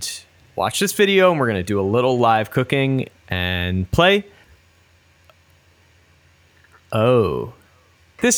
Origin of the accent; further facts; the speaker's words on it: New York, United States; I'm from New York